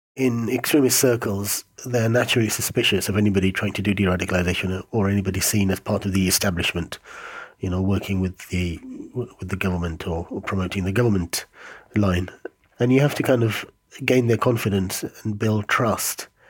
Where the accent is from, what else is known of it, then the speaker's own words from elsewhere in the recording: London, United Kingdom; I grew up in London from the age of five